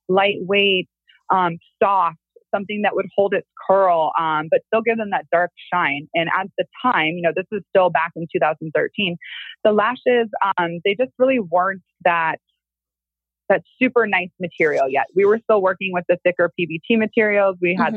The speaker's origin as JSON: {"language": "English", "region": "Illinois", "country": "United States", "moved": "yes", "said": "I'm from Illinois, but the actual area that I'm from is called the Quad Cities"}